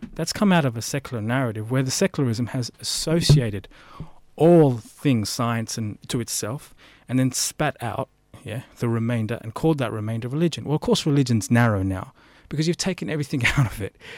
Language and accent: English; United Kingdom; now in Melbourne, Australia; I was born in the UK.